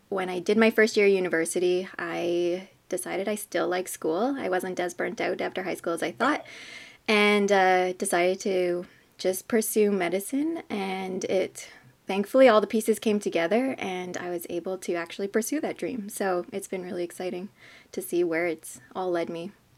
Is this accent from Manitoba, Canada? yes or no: yes; southern Manitoba, Canada; I grew up in a small southern Manitoba hamlet, I guess. It's called New Birth Hall